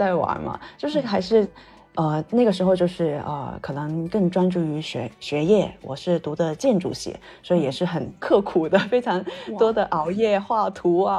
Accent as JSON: {"language": "Chinese", "country": "Macau", "tie": "born or raised there", "also_born_or_lived": "Nanjing, China", "moved": "as an adult", "lives_now": "Beijing, China", "said": "是在北京这一块，内地生活了呃大概呃十年左右了，然后从小到大是在澳门那块。"}